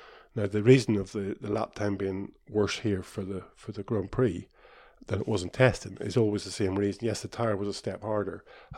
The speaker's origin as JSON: {"language": "English", "town": "Kirkistown", "region": "Northern Ireland", "country": "United Kingdom", "said": "But, you know, I come from Kirkeston, and we never had a smooth surface at Kirkeston, so it never rains in Ireland anyway."}